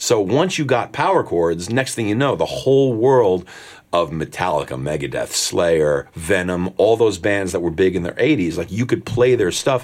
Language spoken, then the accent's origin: English; Nutley, New Jersey, United States; also born or lived in Newark, New Jersey; New Jersey born and raised. I was born in Newark, but I grew up in Nutley